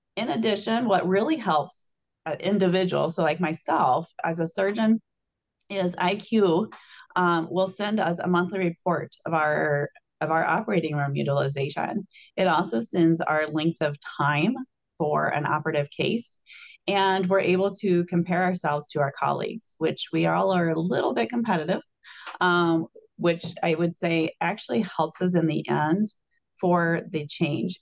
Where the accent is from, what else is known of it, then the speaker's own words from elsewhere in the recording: Illinois, United States; now in Wisconsin, United States; I'm from Illinois originally